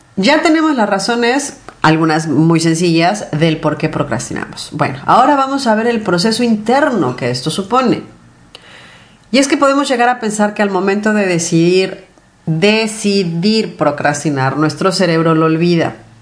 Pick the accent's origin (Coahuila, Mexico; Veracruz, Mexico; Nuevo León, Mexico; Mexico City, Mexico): Mexico City, Mexico; yo soy de la Ciudad de México y la Ciudad de México es enorme.